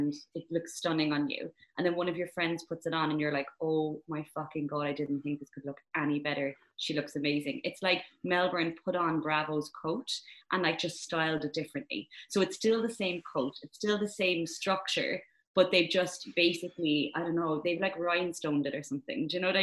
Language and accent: English; Ireland; moved away as an adult; now in London, United Kingdom; as an Irish woman, right, who, when I first moved out of Ireland